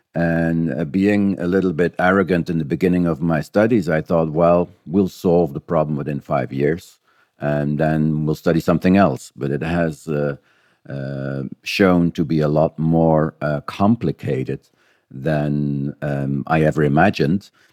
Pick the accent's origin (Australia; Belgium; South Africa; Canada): Belgium; moved away as an adult; now in New Zealand; I was uh, born and raised in Belgium